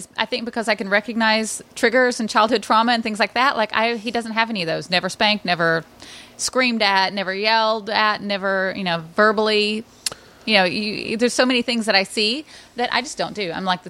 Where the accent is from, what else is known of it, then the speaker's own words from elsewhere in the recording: the South, United States; And growing up in the South, that was the form of discipline.